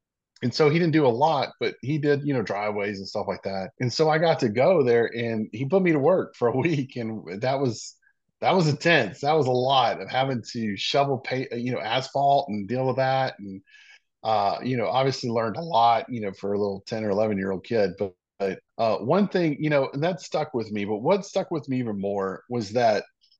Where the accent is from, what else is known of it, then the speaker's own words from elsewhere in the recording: Mississippi, United States; born there; remember I said I was born in Mississippi, and so my dad's side of the family still lives in Meridian